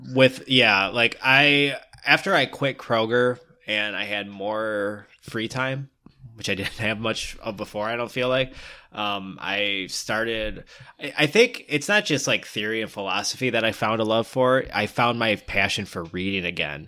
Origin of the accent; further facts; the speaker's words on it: Michigan, United States; We're from the Midwest, Michigan